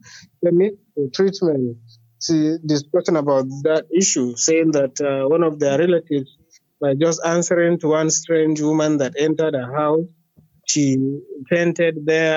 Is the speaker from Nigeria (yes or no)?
yes; Kano State, Nigeria; I'm from Kano State.